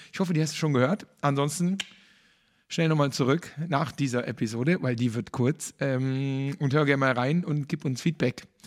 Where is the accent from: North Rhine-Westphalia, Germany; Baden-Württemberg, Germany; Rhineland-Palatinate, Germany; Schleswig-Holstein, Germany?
North Rhine-Westphalia, Germany; Cologne; für mich als Kölner